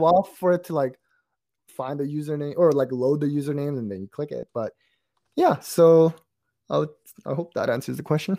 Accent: Canada; we're from Canada

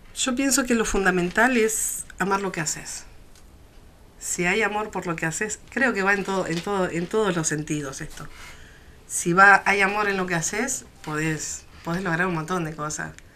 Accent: Neuquén, Argentina; yo soy neuquina hace muchos años, o sea, nací acá y estoy nacida y criada

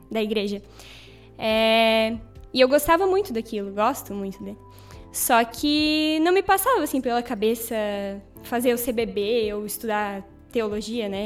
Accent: Brazil; moved away; Eu sou natural da cidade de Itaió.

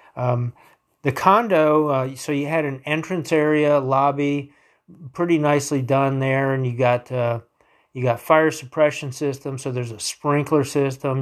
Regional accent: Wilmington, North Carolina, United States; where I grew up in Wilmington, North Carolina

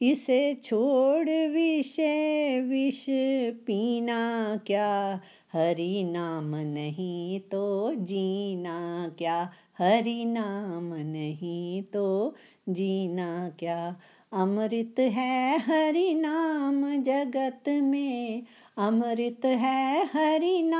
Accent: Pathankot, Punjab, India; पठानकोट से हूँ मैं रिटायर्ड लेक्चरर हूँ

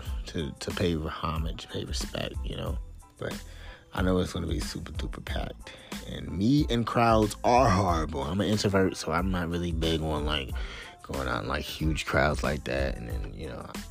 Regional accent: the South, United States; I'm from the South. I live in the South

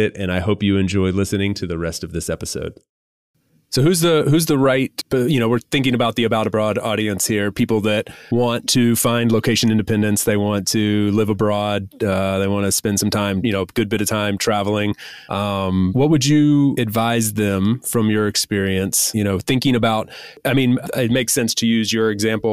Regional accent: United States; moved away as an adult; As an American citizen, I'm from one of only 2 countries in the entire world that requires I pay taxes on my global income

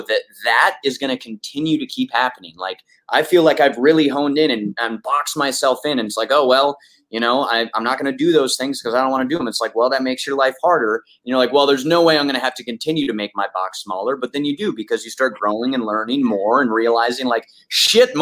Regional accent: Sioux Falls, South Dakota, United States; I grew up in Sioux Falls, South Dakota.

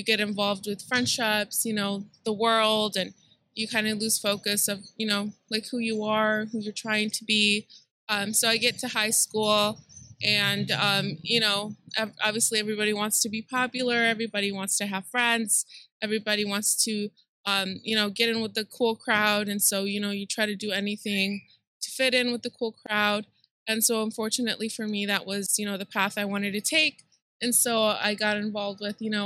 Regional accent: Detroit, Michigan, United States; also born or lived in Mexico; I was born in Mexico, and my parents brought me to the United States when I was 2 years old. So, you know, I grew up in Southwest Detroit

